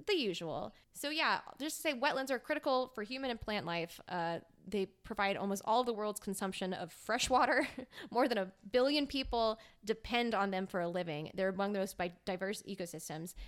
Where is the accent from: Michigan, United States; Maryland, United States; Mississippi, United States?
Mississippi, United States; South; I am from South Mississippi that's right, right, right next to, like, minutes from Louisiana